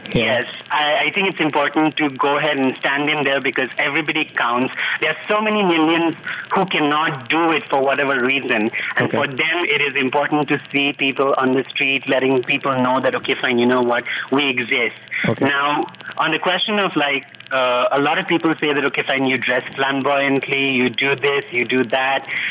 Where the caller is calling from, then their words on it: Delhi, India; I'm calling from Delhi